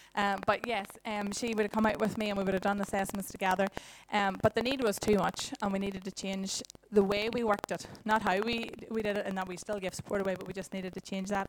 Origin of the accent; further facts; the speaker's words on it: Dungannon, Northern Ireland, United Kingdom; moved away as an adult; also born or lived in Dublin; now in Dungannon, United Kingdom; I'm originally from Dungannon